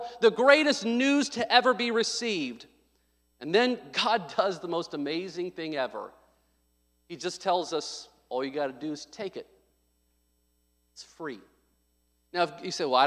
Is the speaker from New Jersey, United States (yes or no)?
no; Little Rock, Arkansas, United States; I was born in Little Rock, Arkansas, 1984, July 6, 1984.